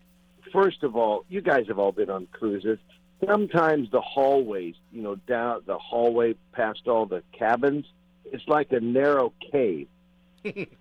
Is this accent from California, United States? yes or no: yes; San Francisco, California, United States; my hometown, San Francisco